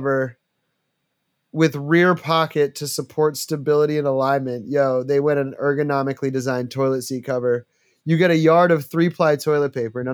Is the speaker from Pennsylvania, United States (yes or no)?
no; New York, United States; I was born in New York